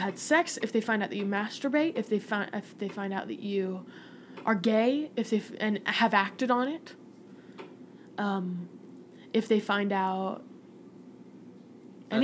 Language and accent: English; Manti, Utah, United States; moved away; I'm from Manti, Utah